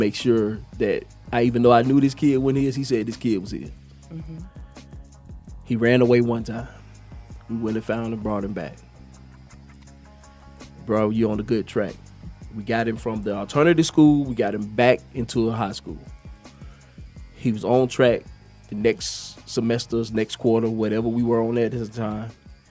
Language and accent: English; Atlanta, Georgia, United States; Atlanta, Georgia.